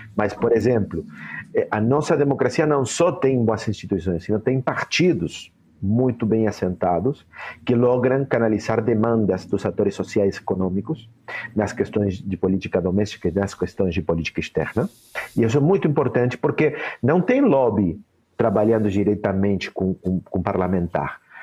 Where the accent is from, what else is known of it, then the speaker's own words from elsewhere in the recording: Uruguay; eu tenho que me enorgulhar como uruguaio